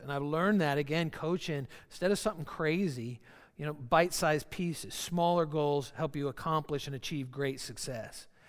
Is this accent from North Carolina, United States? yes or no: no; Georgia, United States; I'm from Georgia, so country music comes easy and very naturally for me.